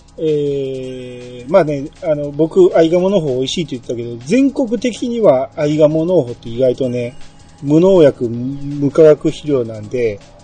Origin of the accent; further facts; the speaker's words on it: Kansai, Osaka, Japan; accent: Kansai dialect